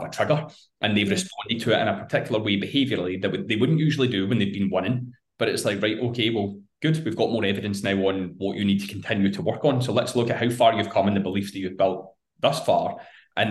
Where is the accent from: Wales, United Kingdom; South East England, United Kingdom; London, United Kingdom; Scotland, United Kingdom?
Scotland, United Kingdom; being Scottish